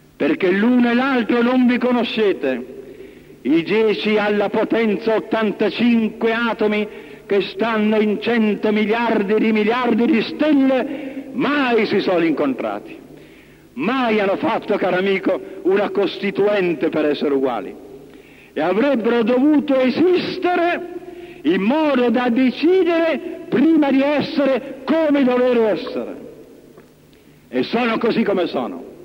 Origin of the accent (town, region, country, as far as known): Italy